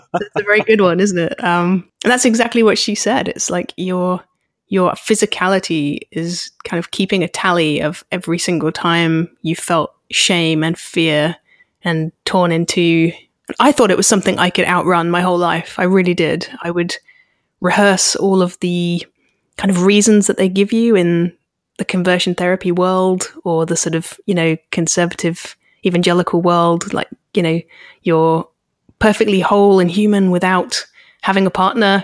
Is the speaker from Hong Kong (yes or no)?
no; United Kingdom